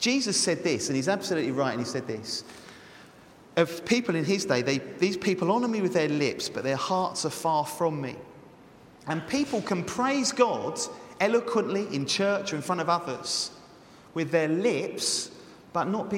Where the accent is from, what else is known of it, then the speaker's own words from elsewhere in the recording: England, United Kingdom; because we're English.